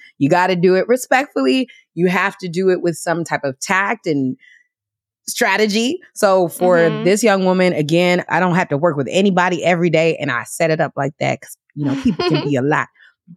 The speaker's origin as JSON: {"language": "English", "town": "Washington", "region": "District of Columbia", "country": "United States", "tie": "born or raised there", "also_born_or_lived": "New York", "moved": "yes", "said": "my hometown of DC"}